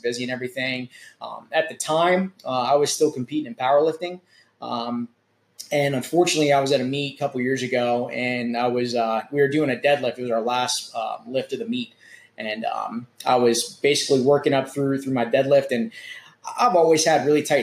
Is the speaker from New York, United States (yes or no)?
no; Charleston, South Carolina, United States; also born or lived in Fort Lauderdale, Florida; I grew up here in West Ashley, went to West Ashley High School